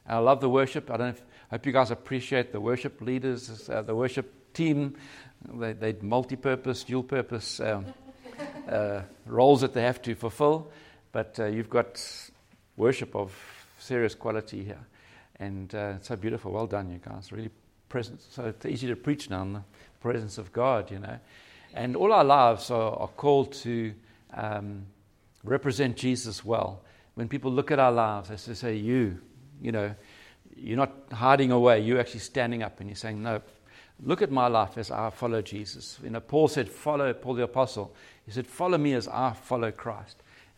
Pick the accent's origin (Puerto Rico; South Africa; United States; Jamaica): South Africa; Cape Town, Western Cape; Yeah, so we're from Cape Town